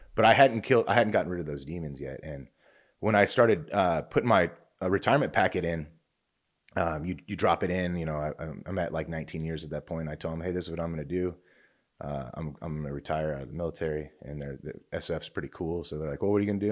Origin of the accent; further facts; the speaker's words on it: Oregon, United States; also born or lived in Fort Campbell, Kentucky; now in California, United States; I'm actually a West Coaster originally. I'm from Oregon, so we're out here in California